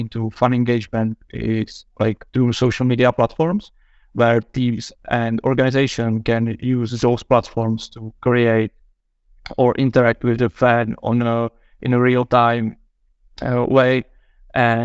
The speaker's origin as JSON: {"language": "English", "country": "Czechia", "said": "I'm from Czech Republic"}